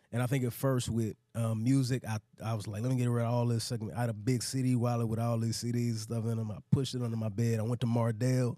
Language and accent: English; DeSoto, Texas, United States; moved away as an adult; now in Atlanta, United States; I grew up in Dallas